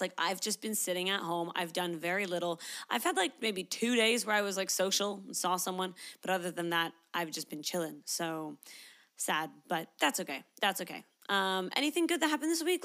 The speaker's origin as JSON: {"language": "English", "country": "Canada", "moved": "yes", "lives_now": "Sydney, Australia", "said": "I am a Canadian, but I live in Sydney, Australia"}